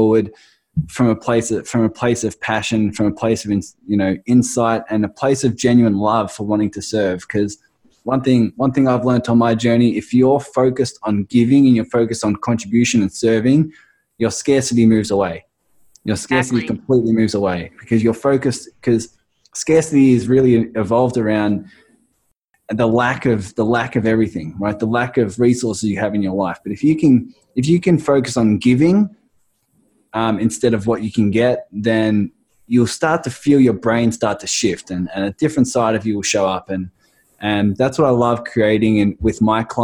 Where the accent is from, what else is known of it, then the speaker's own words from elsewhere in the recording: Australia; accent: Australian; my crazy Australian accent